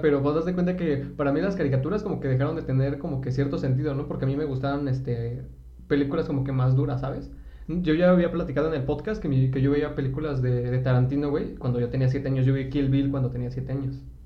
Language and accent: Spanish; Mexico City, Mexico; soy de Iztapalapa